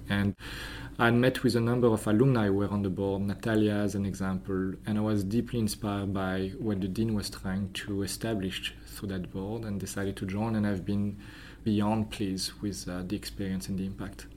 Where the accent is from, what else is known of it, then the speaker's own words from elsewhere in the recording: Belgium; moved away; also born or lived in France; So I was born in France. Uh, I grew up in Belgium